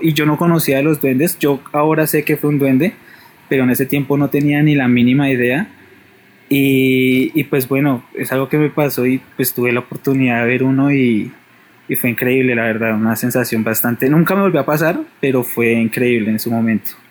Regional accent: Bogotá, Colombia; yo soy de Bogotá, vivía en una casa

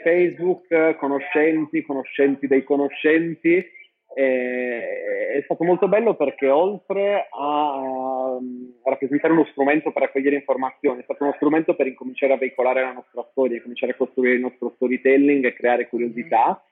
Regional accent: Sardinia, Italy; moved away as an adult; also born or lived in London, United Kingdom / Milan, Italy; sono partito a 19 anni dalla Sardegna

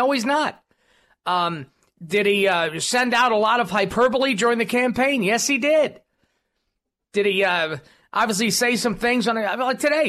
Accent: Brooklyn, New York, United States; But I'm also from Brooklyn, and I ruined the language.

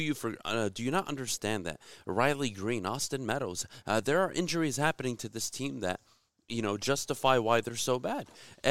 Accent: South Korea; I'm from Korea.

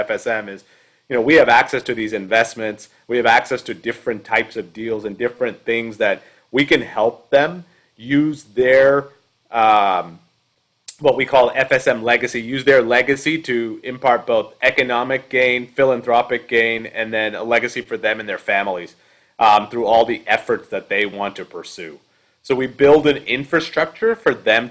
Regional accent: Canada; now in United States; I grew up in Canada

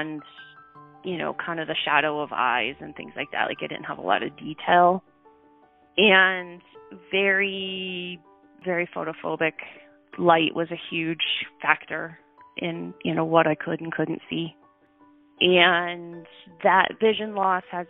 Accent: Lincoln, Nebraska, United States; Grew up in Lincoln for the most part. First few years we lived in a little tiny town, but I was pretty young

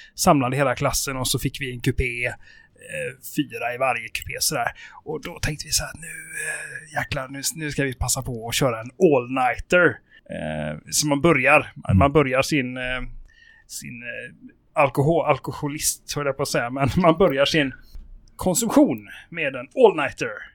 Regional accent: Sweden; also born or lived in Spain; jag bodde ju i ett par år i Spanien under min uppväxt. Mm. Och i Spanien så är ju reglerna helt annorlunda än eh, här hemma i Sverige

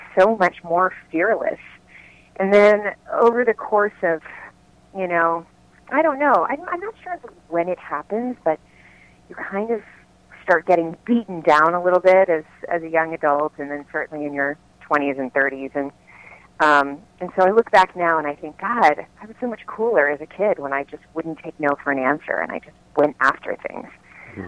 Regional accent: Lakeland, Florida, United States; moved away as an adult; also born or lived in New York; now in Los Angeles, United States; I started doing local dinner theater in my hometown of Lakeland, Florida when I was 6

